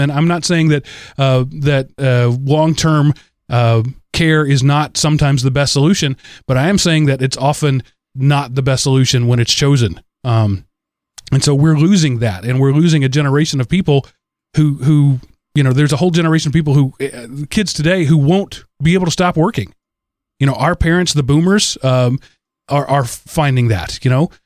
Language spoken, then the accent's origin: English; United States; I'm an American